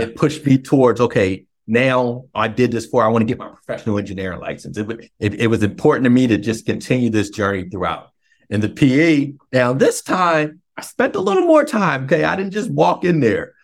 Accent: Philadelphia, Pennsylvania, United States; now in DMV area, United States; we're both originally from Philly

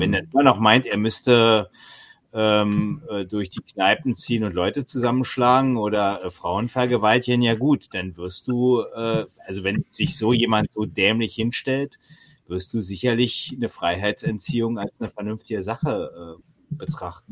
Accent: East Germany, Germany; Immerhin bin ich da in dieser DDR geboren und habe 14 Jahre in ihr gelebt

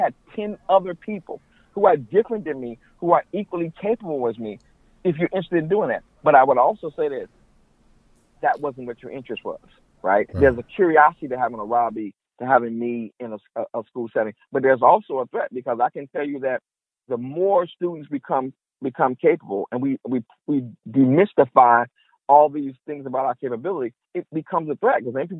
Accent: Chicago, Illinois, United States; moved away as an adult; I'm a Chicagoan. I'm a Chicago kid. No matter where I go, all my life, people ask me, where am I from? I haven't lived in Chicago since I was 18 years old, really. I am a Chicagoan, okay? That's who I am. I'm a Black Chicagoan.

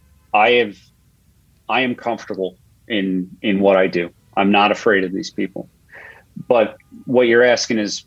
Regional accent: Long Island, New York, United States; I was 16 on September 11th, living in Long Island, close enough to see the smoke from my hometown to the towers

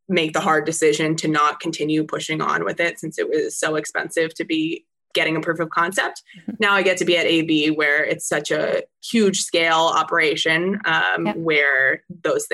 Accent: California, United States; I grew up in California

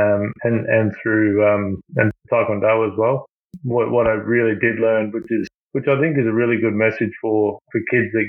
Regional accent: Moranbah, Queensland, Australia; also born or lived in Sydney; grew up in Moranbah. We moved from Sydney in February 1982.

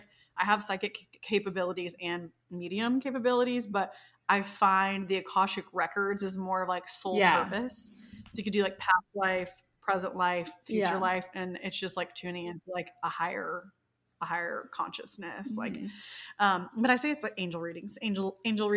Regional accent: the South, United States; growing up in the South

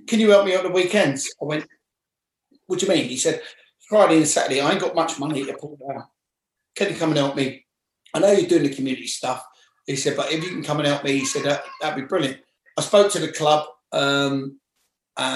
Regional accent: London, United Kingdom; I'm from West London.

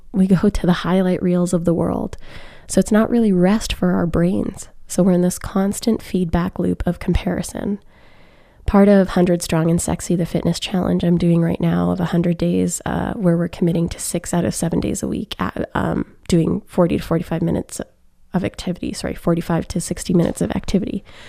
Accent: Alberta, Canada; moved away; seeing family back home in Alberta

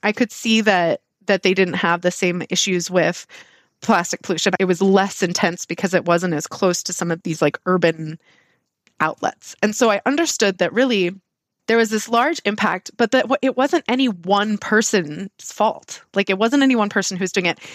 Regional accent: Southern California, United States; I grew up in Southern California

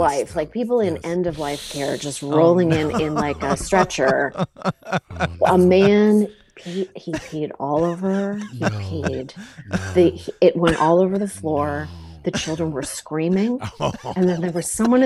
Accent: Canada; I grew up in Canada

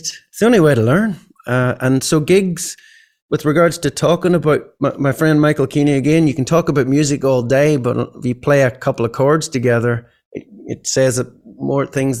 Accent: Ireland; these type of sort of thought processes growing up in Ireland, weren't in my head or weren't in my education. I left school at 16 and haven't stopped gigging since.

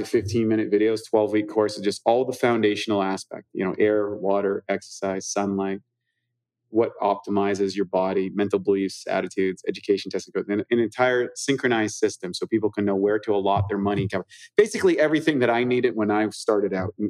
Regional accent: New Brunswick, Canada; moved away; also born or lived in Vancouver; grew up literally on the opposite sides of the river in New Brunswick. He grew up in the French area. I grew up in the English area

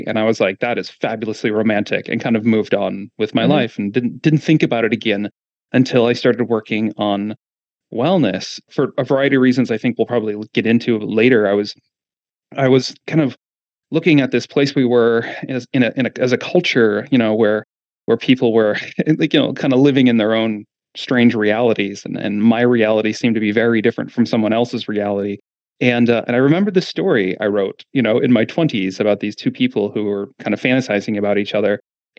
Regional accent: Midwest, United States; And I grew up in the Midwest, all, you know, we moved around a lot, but mostly, you know, lived in the suburban and rural kind of parts of the Midwest.

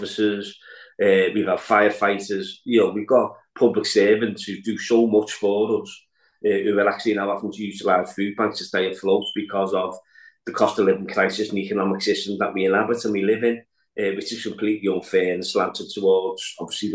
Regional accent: Liverpool, North West England, United Kingdom; also born or lived in Walton, Liverpool; growing up in Anfield and seeing what was happening within the area

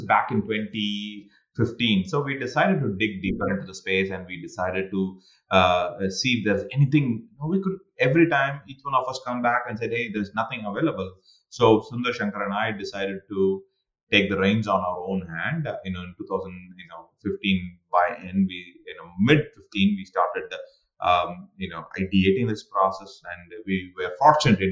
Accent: India; now in United States; I'm an Indian sitting in the United States

